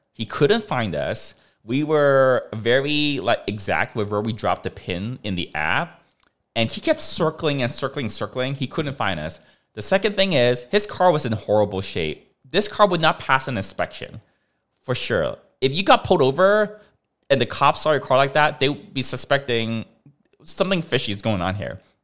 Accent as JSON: {"language": "English", "country": "Hong Kong", "tie": "born or raised there", "moved": "yes", "said": "we grew up in Hong Kong"}